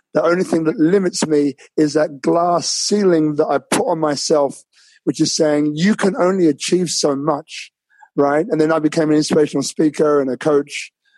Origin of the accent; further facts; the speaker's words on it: London, United Kingdom; born there; So I was born in London, as I think I told you before, and I had a different upbringing to most. So my parents came from Jamaica, so I've got a Jamaican background as well.